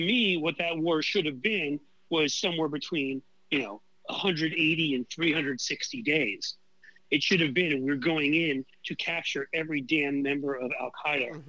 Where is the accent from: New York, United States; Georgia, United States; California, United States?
New York, United States; New York City; moved away; I grew up in New York City, where I'm originally from